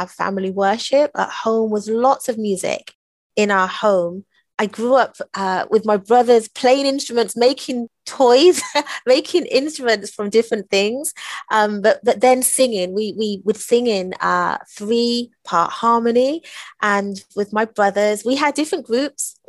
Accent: England, United Kingdom; we grew up in England in the 70s

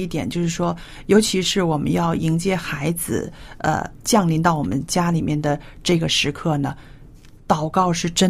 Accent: China; 但是呢，我就知道我们中国人呢，还有亚洲人，常常遇到一个问题

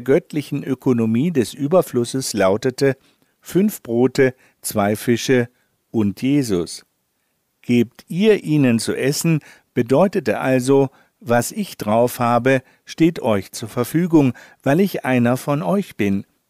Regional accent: Northern Germany, Germany; als Norddeutscher muss ich darauf pochen

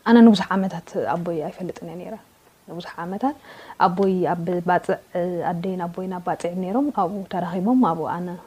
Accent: Eritrea; moved away; also born or lived in Addis Ababa; ኣብ ኤርትራ የ ተወሊደ

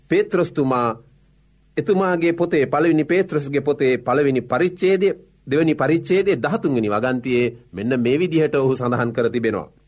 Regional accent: Sri Lanka; අප උපන් රට අපි මැරෙන රට ශ්‍රී ලංකාවයි.

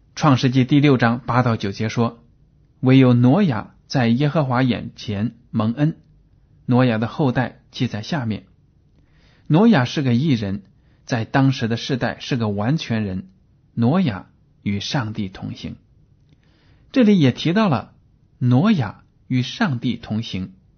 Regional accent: China; 我们中国人都知道，在我们的生活中呢，离不开“关系”这两个字

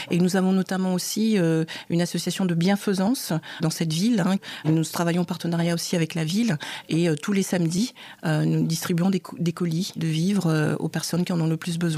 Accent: Cameroon; c'est pas du tout à ma voix que vous pouvez constater que je suis camerounaise

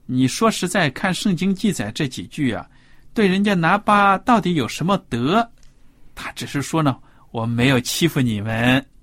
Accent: China; 就好像我们中国人有的说什么狗蛋呐、狗蛋儿啊这种名字

